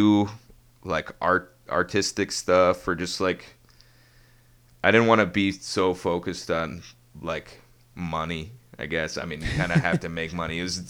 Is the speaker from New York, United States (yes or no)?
no; Ann Arbor, Michigan, United States; also born or lived in Ypsilanti, Michigan; Born and raised in Ann Arbor.